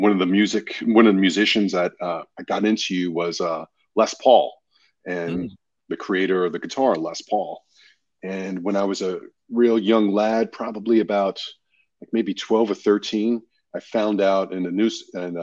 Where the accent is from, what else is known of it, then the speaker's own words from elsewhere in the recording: New York City, New York, United States; now in Los Angeles, United States; growing up in Queens, New York, you know, one of the five boroughs